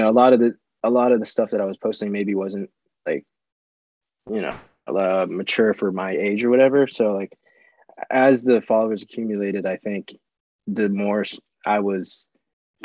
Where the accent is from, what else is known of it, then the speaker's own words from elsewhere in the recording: Chesapeake, Virginia, United States; I am from Chesapeake, Virginia